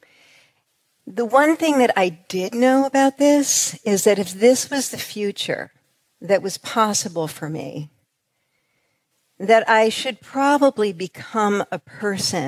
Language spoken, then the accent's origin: English; New York, United States; we're from New York.